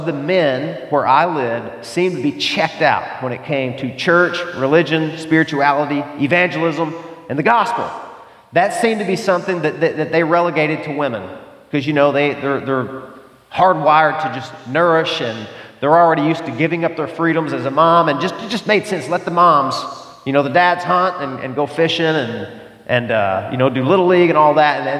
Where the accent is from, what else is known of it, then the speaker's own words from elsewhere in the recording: the South, United States; I grew up in the South, the buckle of the Bible Belt.